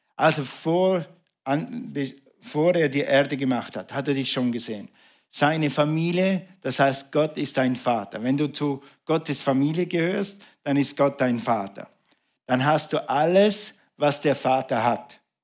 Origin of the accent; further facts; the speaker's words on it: Switzerland; bei uns in der Schweiz macht man ja Striche so